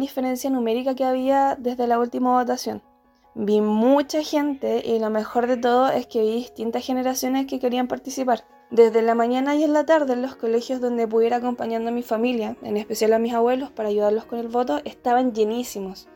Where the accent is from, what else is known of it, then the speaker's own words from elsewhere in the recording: Osorno, Los Lagos, Chile; Viví el plebiscito acá en Osorno, en mi ciudad natal